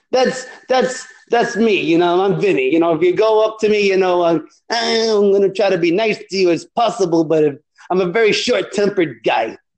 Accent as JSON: {"language": "English", "region": "New York", "country": "United States", "said": "I'm from New York. He's from Jersey, so we're not that far off."}